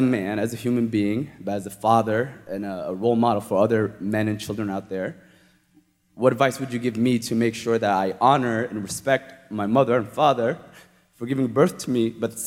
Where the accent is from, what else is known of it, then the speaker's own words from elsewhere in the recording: Mecca, Makkah Province, Saudi Arabia; I grew up in the Middle East. I was born in Mecca, Saudi Arabia